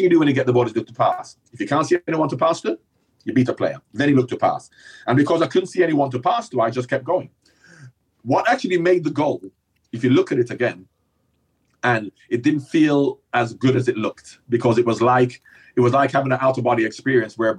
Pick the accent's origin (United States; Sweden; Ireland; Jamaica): Jamaica; Growing up in Jamaica